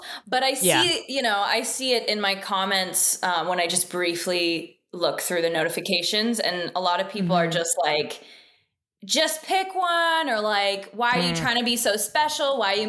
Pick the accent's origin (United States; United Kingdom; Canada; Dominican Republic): Canada; Americans love to point out that we're from Canada every single chance they get.